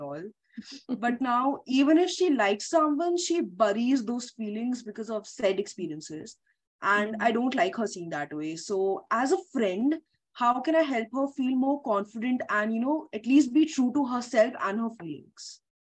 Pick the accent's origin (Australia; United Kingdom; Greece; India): India; being from an Indian household